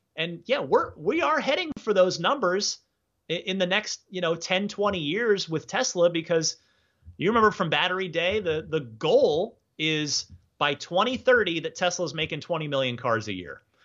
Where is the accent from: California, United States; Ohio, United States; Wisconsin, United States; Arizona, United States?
Arizona, United States; Phoenix; also born or lived in New Jersey; now in San Francisco, United States; the Phoenix area where I, uh, used to live where I mostly grew up. I'm originally from New Jersey